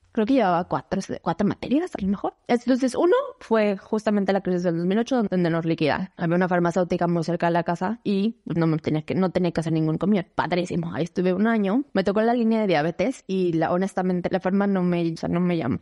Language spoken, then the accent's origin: Spanish; Mexico City, Mexico; moved away as an adult; Nací en la Ciudad de México, viví toda mi vida en la Ciudad de México.